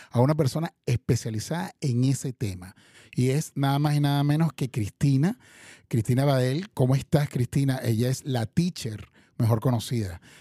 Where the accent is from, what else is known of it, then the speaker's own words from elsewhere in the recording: Caracas, Capital District, Venezuela; No, yo soy de Caracas.